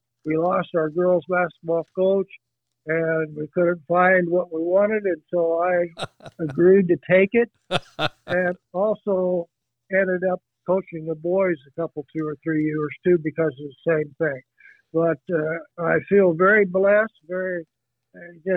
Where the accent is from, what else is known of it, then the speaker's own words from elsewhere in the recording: Kansas, United States; moved away; I was born and raised in Kansas